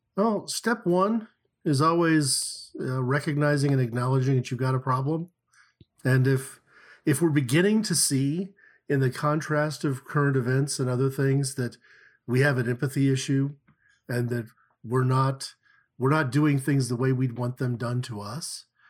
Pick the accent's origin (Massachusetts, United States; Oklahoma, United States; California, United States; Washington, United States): Oklahoma, United States; Tulsa; we grew up in Tulsa, Oklahoma, we went to school there from kindergarten through, you know, college